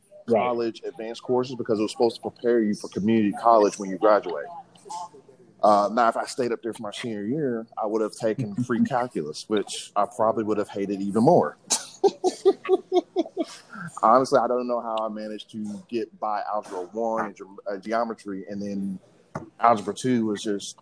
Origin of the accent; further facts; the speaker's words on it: Columbus, Ohio, United States; moved away; also born or lived in Montgomery, Alabama; I was born in Columbus, Ohio, and up there under Columbus City Public Schools, it was all like